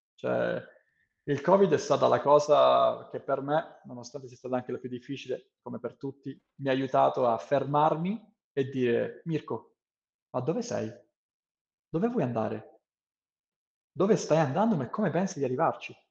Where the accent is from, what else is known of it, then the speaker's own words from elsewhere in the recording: Italy; first language Italian; moved away; sono tornato in Italia